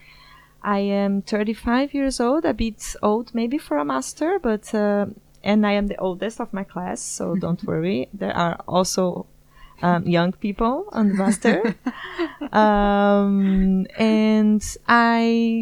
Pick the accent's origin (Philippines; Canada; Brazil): Brazil; São Paulo; moved away as an adult; now in The Hague, Netherlands; I'm from Brazil, São Paulo specifically